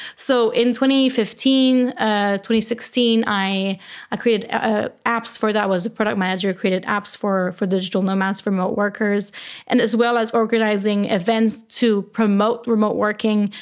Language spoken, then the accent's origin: English; Canada; accent: French; English is a second language; now in Berlin, Germany; I am originally from Canada. I am French Canadian, so I have a little French accent when I speak English